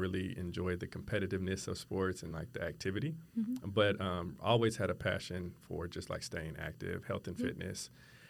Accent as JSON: {"language": "English", "town": "Fort Worth", "region": "Texas", "country": "United States", "tie": "born or raised there", "said": "I am actually originally from Fort Worth. Okay. So I'm from the Metroplex. I grew up in the North Fort Worth area"}